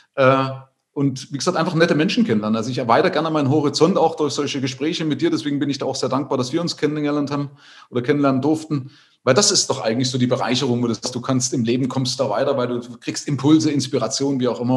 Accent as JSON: {"language": "German", "region": "East Germany", "country": "Germany", "said": "ich hatte das Glück, in der DDR obdachlos zu sein"}